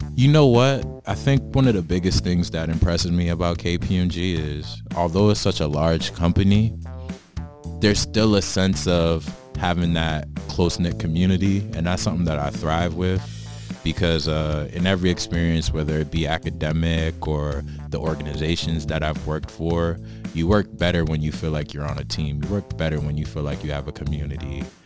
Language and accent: English; Boston, Massachusetts, United States; now in New Jersey, United States; I'm originally from Boston, now living in New Jersey